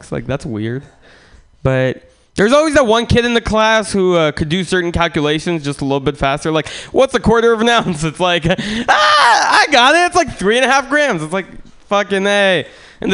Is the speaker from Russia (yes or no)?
yes; Russia; now in United States; I'm from Russia originally